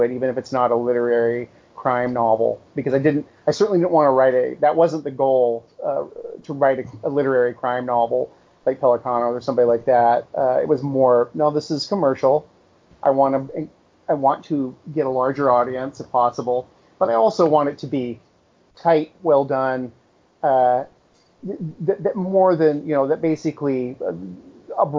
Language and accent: English; Alaska, United States; moved away as an adult; now in New York, United States; I'm from Alaska